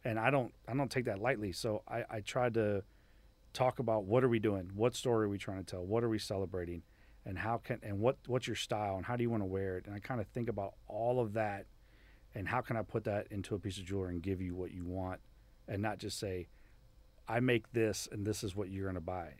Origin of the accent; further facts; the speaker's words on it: Miami, Florida, United States; moved away; growing up in Miami was awesome